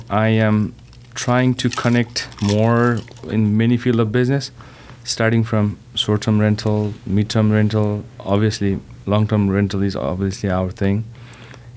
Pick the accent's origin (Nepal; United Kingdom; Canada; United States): Nepal; moved away; I'm originally from Nepal